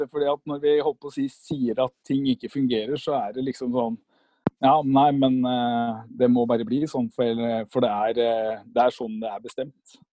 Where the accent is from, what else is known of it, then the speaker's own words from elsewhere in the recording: Bærum, Akershus, Norway; jeg er fra Bærum.